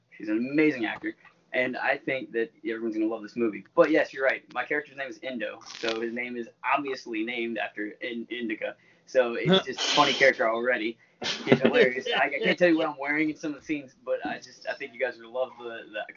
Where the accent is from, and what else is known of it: Baton Rouge, Louisiana, United States; born or raised there